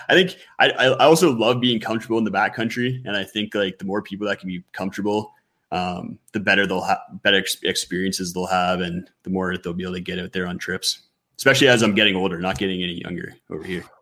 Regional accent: Ontario, Canada; now in Western Canada; I grew up on the East Coast in mm-hmm. Ontario

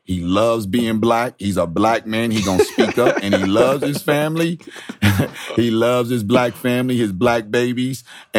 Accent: San Diego, California, United States; when I came from San Diego, I didn't know what racism was until I got to Nebraska

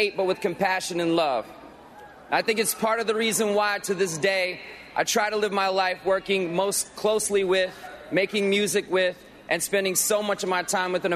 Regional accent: Millington, Tennessee, United States; I grew up in Millington, Tennessee, just outside of Memphis

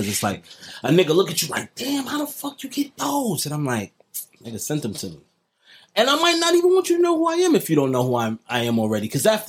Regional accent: New York City, New York, United States; because I'm from Harlem

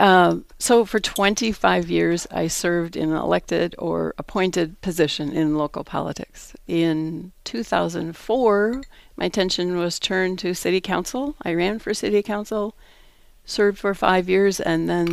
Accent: Minneapolis, Minnesota, United States; also born or lived in Ohio; now in Eau Claire, United States; I grew up in South Minneapolis

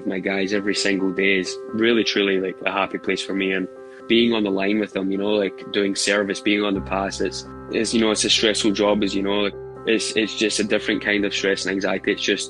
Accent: Glasgow, Scotland, United Kingdom; So growing up in Glasgow, I remember like as an early age, my mum and dad were constantly working.

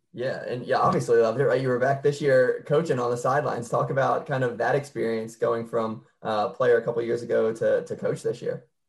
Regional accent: Delco, Pennsylvania, United States; I'm from Delco, so right, right on the oh. other side of the bridge from you.

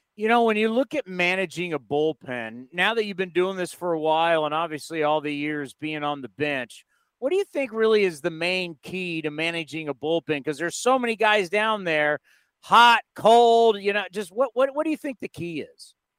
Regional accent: San Diego, California, United States; moved away as an adult; now in San Jose, United States; I grew up in San Diego, but my entire adult life, everything college, marriage, kids, career, everything has been in the city of San Jose

